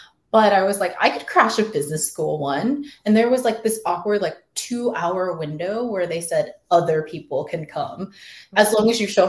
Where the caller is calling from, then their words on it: Austin, Texas, United States; We're joining you from Austin, Texas, or the burbs of Austin, Texas, I should say.